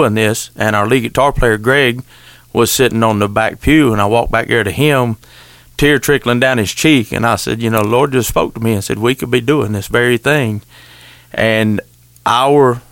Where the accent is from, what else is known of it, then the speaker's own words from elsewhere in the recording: Wakulla County, Florida, United States; accent: country twang; We're all from Wakulla County except Tater